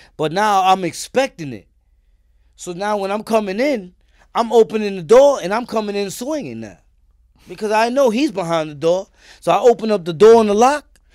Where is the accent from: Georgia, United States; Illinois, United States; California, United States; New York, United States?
New York, United States; New York City; also born or lived in Richmond Hill, Queens; I'm from East New York, Brooklyn